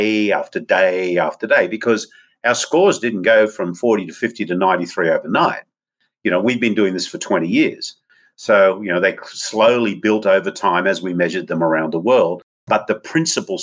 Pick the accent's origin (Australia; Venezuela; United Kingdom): Australia; moved away; my home country's indigenous people